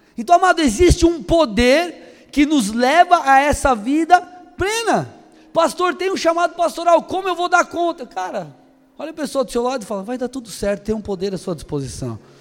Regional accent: São Paulo, Brazil; moved away as an adult; now in Paraná, Brazil; eu mudei para o Paraná e eu saí de São Paulo

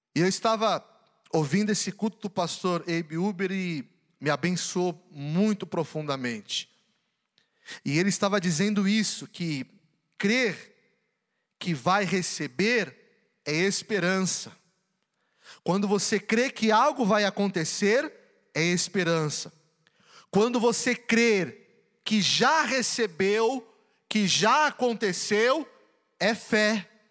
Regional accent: São Paulo, Brazil; also born or lived in Belo Horizonte, Minas Gerais; eu nasci em Belo Horizonte, mas eu fui para São Paulo. Meus pais foram para São Paulo trabalhar. Com dois anos, eles me levaram para São Paulo e eu cresci em São Paulo

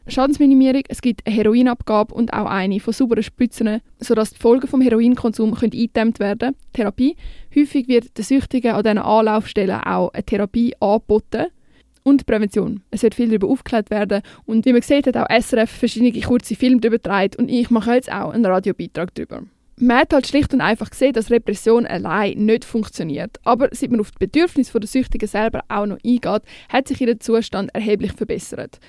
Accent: Switzerland; bei uns in der Schweiz

